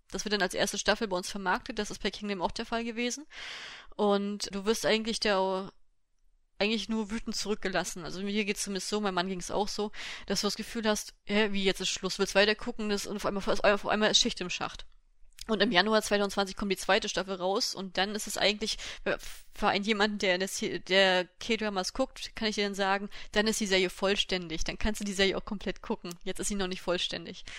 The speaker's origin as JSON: {"language": "German", "country": "Germany", "said": "bei uns in Deutschland"}